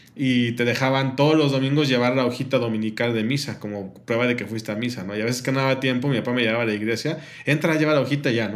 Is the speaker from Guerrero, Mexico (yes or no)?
no; Mexico City, Mexico; moved away as an adult; also born or lived in Monterrey; somos de la Ciudad de México, sí, somos de la Ciudad de México